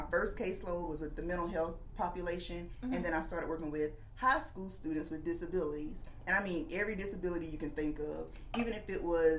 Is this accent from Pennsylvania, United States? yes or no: no; Florence, South Carolina, United States; I was born and raised here in Florence, and I'm a proud graduate of Wilson High School